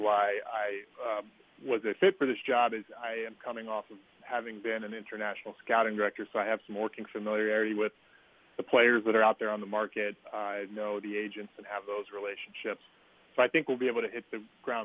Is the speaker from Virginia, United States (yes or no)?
yes; Northern Virginia, United States; moved away as an adult; also born or lived in St. Louis / Houston; now in Baltimore, United States; when you were a kid growing up in Northern Virginia. And I was growing up in the 80s and 90s